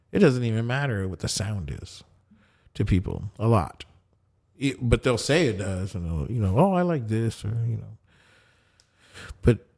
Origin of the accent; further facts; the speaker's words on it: Colombia; first language Spanish; English is a second language; now in United States; here I'm Colombian as fuck, and you know, um, and uh, in English, I'm all of you combined because my first language is Spanish.